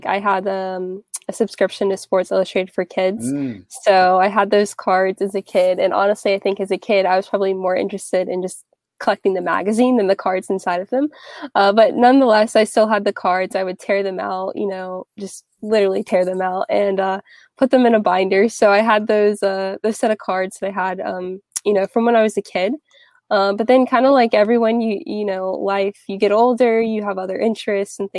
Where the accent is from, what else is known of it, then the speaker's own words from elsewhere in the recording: North Carolina, United States; now in Atlanta, United States; I'm originally from North Carolina